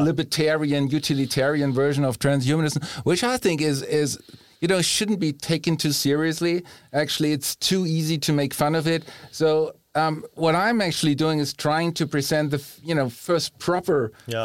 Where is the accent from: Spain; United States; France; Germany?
Germany; also born or lived in Bohemia; now in Rome, Italy; growing up in Germany